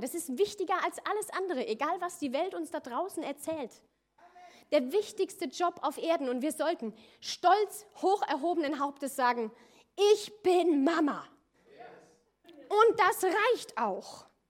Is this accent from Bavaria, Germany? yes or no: no; near Koblenz, Loreley, Rhineland-Palatinate, Germany; moved away as an adult; also born or lived in Austria; ich komme ursprünglich aus Rheinland-Pfalz, aus der Nähe von Koblenz, Lorelei, falls das einer kennt, wunderschöne Ecke